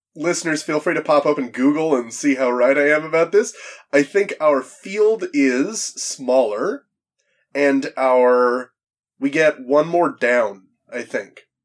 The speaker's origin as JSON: {"language": "English", "country": "Canada", "said": "I'm from Canada"}